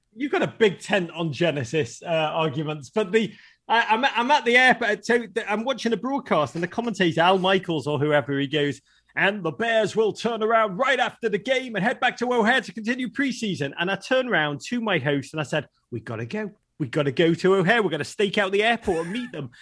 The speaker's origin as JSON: {"language": "English", "town": "Liverpool", "region": "North West England", "country": "United Kingdom", "tie": "born or raised there", "moved": "yes", "said": "I grew up in Liverpool, a, a magnificent city"}